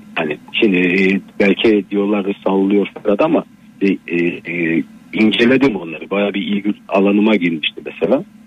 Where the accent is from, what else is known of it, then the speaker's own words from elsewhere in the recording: Black Sea Region, Turkey; memleketim Karadeniz